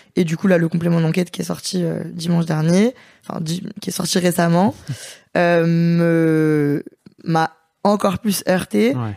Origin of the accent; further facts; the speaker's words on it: Lyon, Auvergne-Rhône-Alpes, France; Moi, je suis lyonnaise